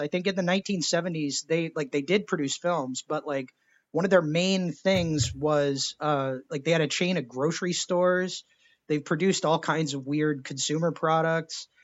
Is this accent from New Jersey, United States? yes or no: no; Texas, United States; I was born in Texas